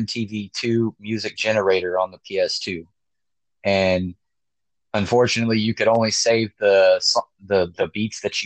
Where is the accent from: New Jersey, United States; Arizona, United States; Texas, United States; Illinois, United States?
Texas, United States; moved away as an adult; now in Japan; I'm originally from Texas, but I'm currently residing in Japan